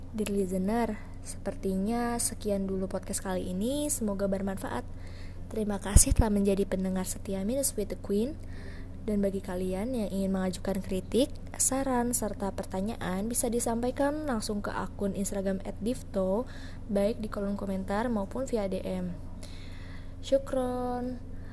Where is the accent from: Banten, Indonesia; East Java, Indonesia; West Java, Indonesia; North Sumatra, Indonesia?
Banten, Indonesia; Banten bu, di sini kuliah.